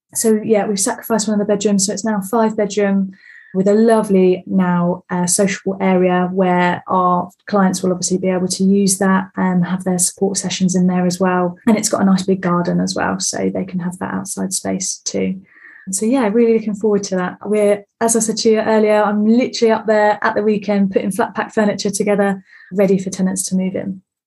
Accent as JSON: {"language": "English", "town": "Bexhill-on-Sea", "region": "South East England", "country": "United Kingdom", "moved": "yes", "lives_now": "High Wycombe, United Kingdom", "said": "I'm originally from Bexhill on Sea, down right down south"}